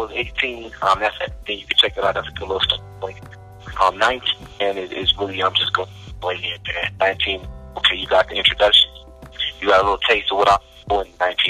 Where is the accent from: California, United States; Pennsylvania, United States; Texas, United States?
Pennsylvania, United States; Philadelphia; also born or lived in Denver; Yeah, Philadelphia, PD. For me, crazy thing is, like, I was born in Denver. In a whole family, my mom was in Philly. So I moved a lot.